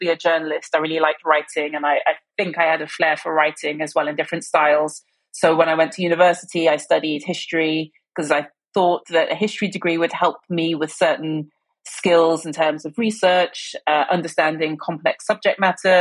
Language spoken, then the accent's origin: English; London / Devon, England, United Kingdom; I was born in London, lived in South London, but my parents got divorced when I was about 4 and my mum moved back to Devon and my dad stayed in London. So I spent half of my year in Devon and half the year in South London.